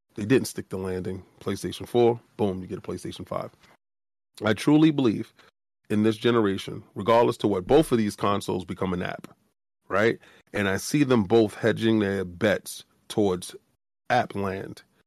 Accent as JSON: {"language": "English", "town": "New York City", "region": "New York", "country": "United States", "said": "we come from the South Bronx"}